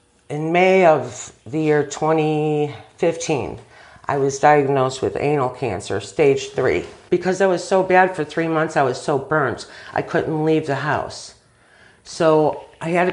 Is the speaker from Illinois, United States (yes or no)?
yes; Burbank, Illinois, United States; I was raised in Burbank, the oldest of three